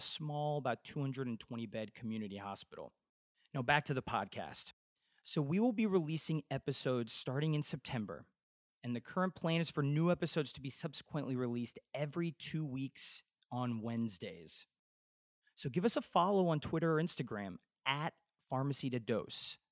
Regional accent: Indianapolis, Indiana, United States; moved away as an adult; also born or lived in Nashville, Tennessee / Atlanta, Georgia; now in Bethesda, Maryland, United States; I grew up in Indianapolis, Indiana, and went to Butler University for my pharmacy degree

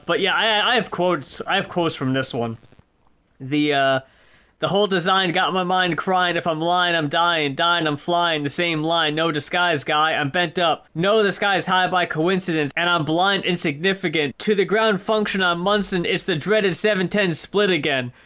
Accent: United States; moved away; I grew up in New York, uh, in New Jersey

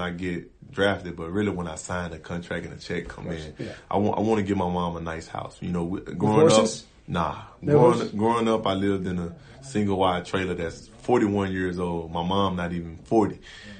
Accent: Louisiana, United States

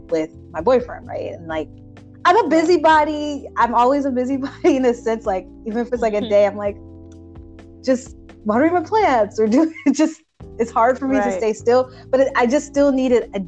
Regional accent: Chicago, Illinois, United States; moved away as an adult; now in Boston, United States; I'm from Chicago. When I moved to Boston

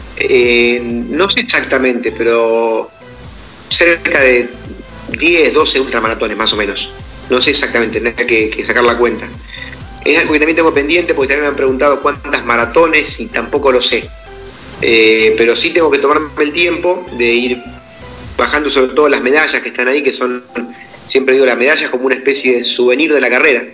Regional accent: Argentina; yo soy del interior de Argentina, de un pueblo muy pequeño, de una población rural, de campo, de apenas 1.800, 2.000 habitantes

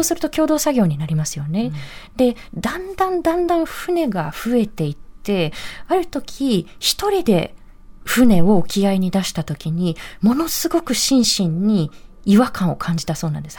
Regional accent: Kanagawa, Japan; 私自身自身は神奈川県の出身

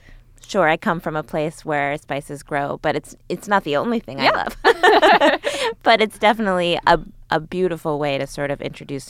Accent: suburban Connecticut, United States; growing up in Connecticut

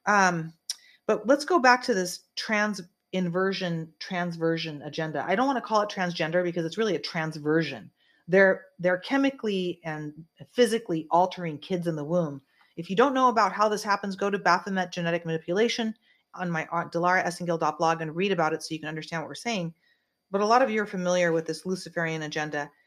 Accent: California, United States; I am a California girl. I'm from California.

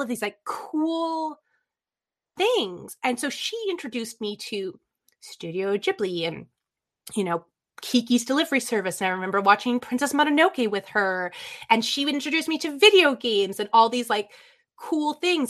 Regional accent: Lansdowne, Ontario, Canada; born or raised there; also born or lived in Toronto, Ontario, Canada

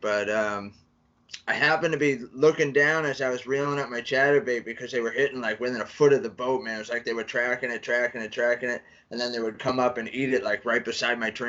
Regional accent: New England, United States; I'm from New England. I wear shorts when it's like 60 because that's like summer here

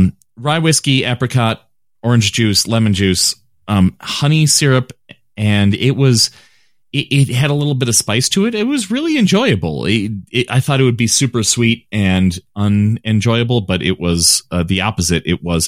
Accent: Chicago, Illinois, United States; I'm from Chicago, so I say apricot, not apricot.

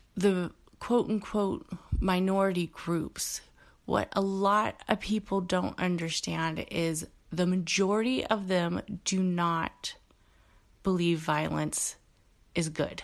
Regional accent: Bay Area, California, United States; a kid growing up in the Bay Area, um, who had a father who was Mexican from Mexico

